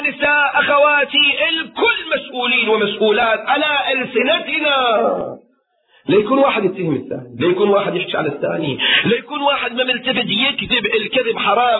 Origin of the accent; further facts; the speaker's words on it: Kuwait; عندنا في الكويت